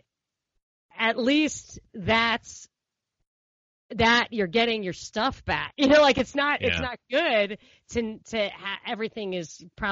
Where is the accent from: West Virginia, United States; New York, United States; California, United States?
New York, United States; New York City; we're from Brooklyn